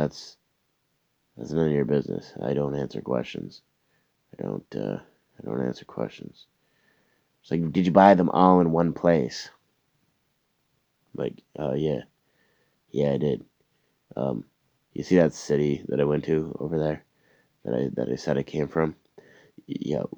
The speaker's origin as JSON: {"language": "English", "country": "Canada", "said": "Where are you from? Canada."}